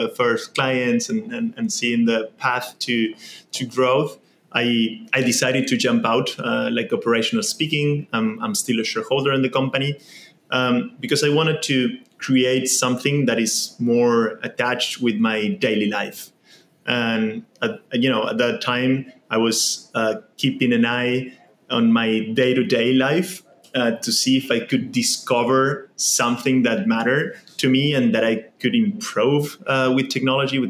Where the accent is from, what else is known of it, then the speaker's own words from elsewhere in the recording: Argentina; I was born in Argentina. I grew up there